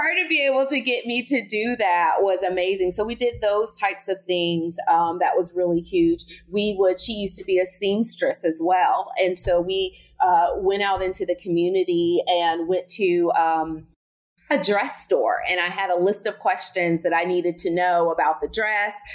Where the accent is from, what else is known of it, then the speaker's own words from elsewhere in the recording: Southern, United States; accent: Southern; my Southern accent